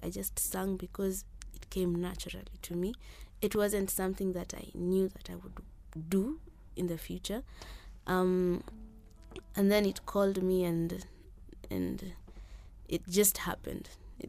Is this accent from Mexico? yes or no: no; Nairobi, Kenya; In Nairobi. I was just born here, Kenyatta.